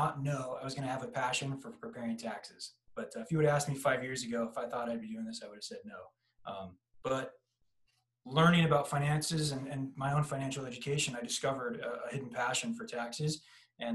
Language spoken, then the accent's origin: English; San Diego, California, United States; born and raised in San Diego, California